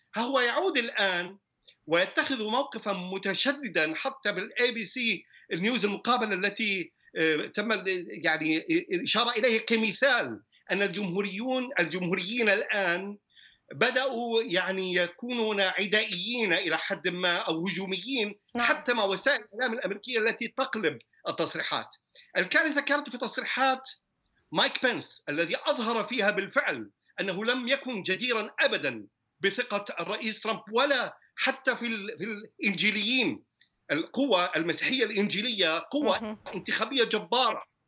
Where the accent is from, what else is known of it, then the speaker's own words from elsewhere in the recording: United States; انا كامريكي من اصل عربي